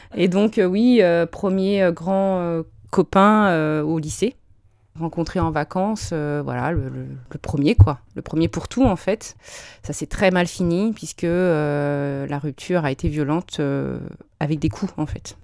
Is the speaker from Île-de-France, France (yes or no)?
yes; Bonneuil-sur-Marne, Île-de-France, France; moved away as an adult; also born or lived in Drancy / Caen; J'ai grandi, alors, ma toute petite enfance à Drancy, en 93. 9-3. Voilà, 9-3, représente. Et euh, arrivé en élémentaire, j'ai grandi à Bonneuil-sur-Marne, à côté de Créteil